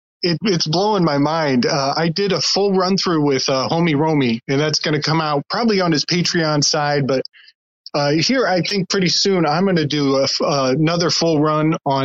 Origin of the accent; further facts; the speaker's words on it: the North, United States; also born or lived in Charleston, South Carolina; they hated me because I was from the North. They called me a Yankee snowbird